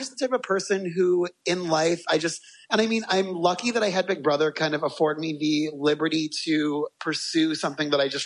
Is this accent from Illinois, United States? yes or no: yes; Aurora, Illinois, United States; also born or lived in Chicago, Illinois; I was born in Aurora, Illinois, which is a suburb about 45 minutes west of the city, mm-hmm. and grew up there.